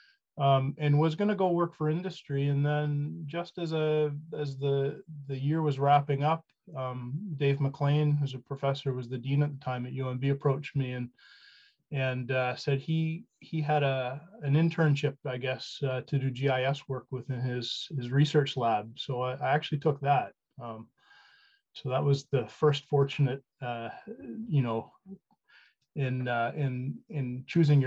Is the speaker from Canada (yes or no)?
yes; Fredericton, New Brunswick, Canada; I'm from Fredericton, and you kind of grow up embedded in, you know, there's a lot of forestry activity, obviously, in New Brunswick.